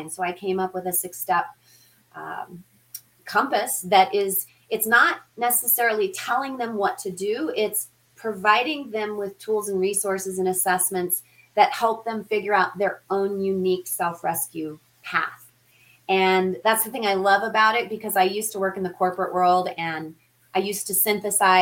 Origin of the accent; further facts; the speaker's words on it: Denver, Colorado, United States; the Denver metro area, which is where I grew up here in Colorado